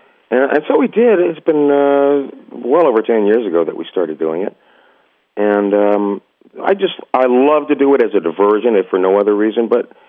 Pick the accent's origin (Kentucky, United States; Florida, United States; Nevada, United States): Florida, United States; Miami; also born or lived in New York; my folks, we moved from New York, I think when I was four, to Miami.